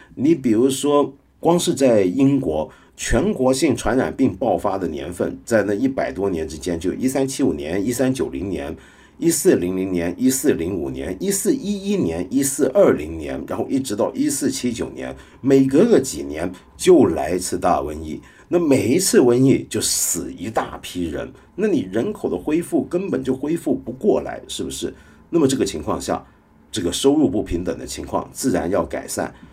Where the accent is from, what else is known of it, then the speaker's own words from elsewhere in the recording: Hong Kong; 像我这种香港人